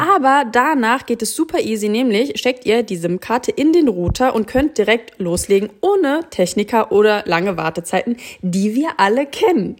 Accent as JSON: {"language": "German", "country": "Germany", "said": "wir als Deutsche"}